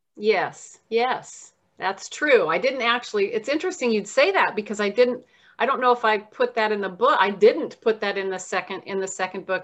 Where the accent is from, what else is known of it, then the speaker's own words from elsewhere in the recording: Southern Nevada, United States; moved away as an adult; also born or lived in Oregon; now in Kirkland, United States; I was raised in Southern Nevada